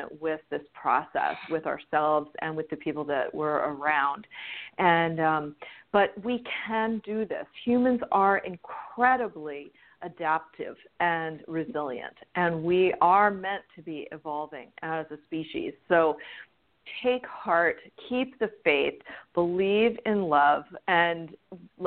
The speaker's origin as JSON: {"language": "English", "region": "Southern California", "country": "United States", "tie": "born or raised there", "also_born_or_lived": "East Coast / the South / Italy", "moved": "yes", "lives_now": "Hawaii, United States", "said": "I grew up in Southern California and lived all over the place."}